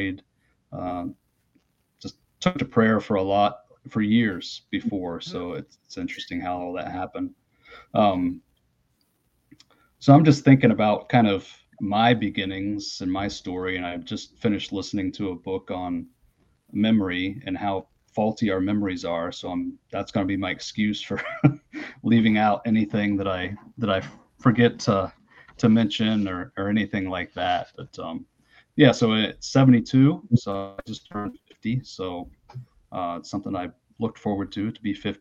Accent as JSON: {"language": "English", "town": "Logan", "country": "United States", "tie": "born or raised there", "said": "I grew up in Logan, right up on the hilltop"}